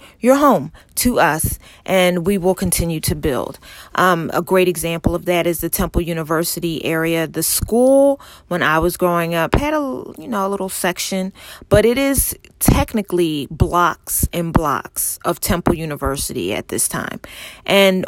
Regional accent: Philadelphia, Pennsylvania, United States; moved away as an adult; now in Texas, United States; growing up in Philadelphia, you know, the houses are side by side

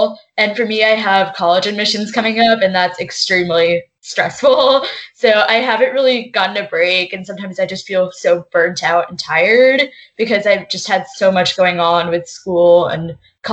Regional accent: St. Louis, Missouri, United States; I am a high school student, high school senior from St. Louis, Missouri.

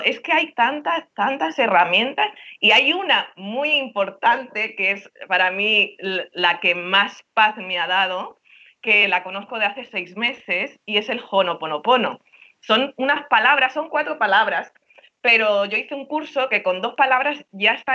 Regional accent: Barcelona, Catalonia, Spain; moved away as an adult; now in Miami, United States; yo soy catalana, pero mi tata andaluza, porque mis padres son andaluces, pero nací en Barcelona

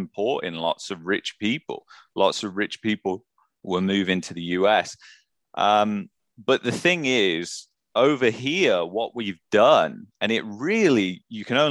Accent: England, United Kingdom; now in Canada; I'm an immigrant. I come from England

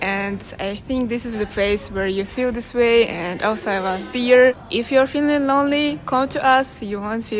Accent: Russia; now in Kiel, Germany; I come from Russia

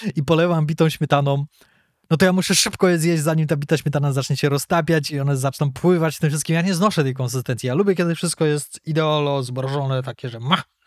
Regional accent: Poland; my jesteśmy z Polski

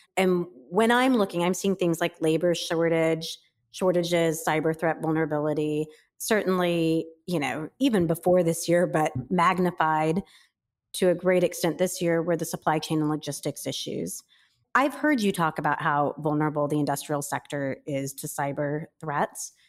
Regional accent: Midwest, United States; I grew up in the Midwest.

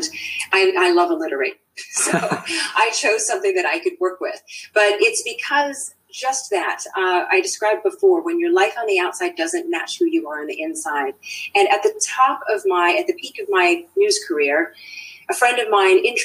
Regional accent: Washington, District of Columbia, United States; also born or lived in Turkey / Saudi Arabia; now in New Zealand; when I was born in Turkey, as it happens, I was too young to understand, obviously, anything. I did my formative growing up years in the DC area.

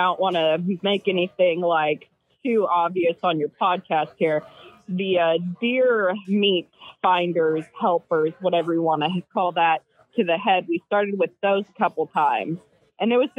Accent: California, United States; moved away as an adult; now in Missouri, United States; So I'm from California.

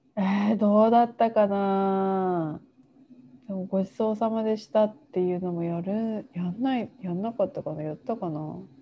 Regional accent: Japan; also born or lived in Taiwan; 自分の母国の日本に戻ってきて

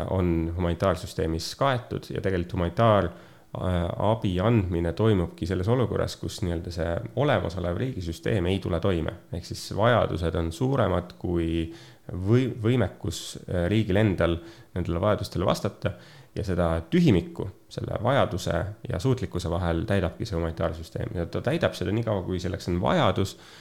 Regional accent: Pärnu, Pärnu County, Estonia; Pärnust olen pärit

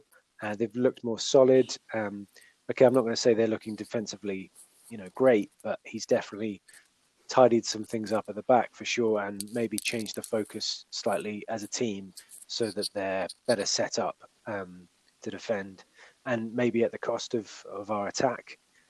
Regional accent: London, United Kingdom; I know I'm a Londoner

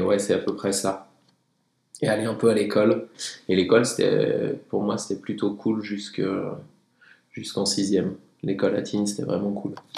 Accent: Tignes, Auvergne-Rhône-Alpes, France; je viens de Tignes, j'ai grandi là-haut

